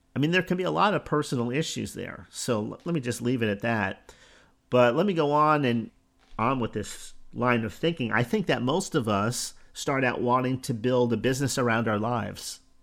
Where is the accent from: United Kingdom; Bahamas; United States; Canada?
United States; Newark, New Jersey; Born in Newark, New Jersey, which really isn't that far from New York